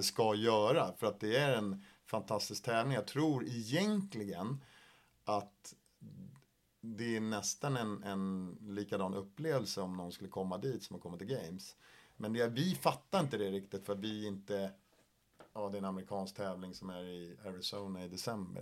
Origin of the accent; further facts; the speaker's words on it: Sweden; jag är ensam svensk i min åldersgrupp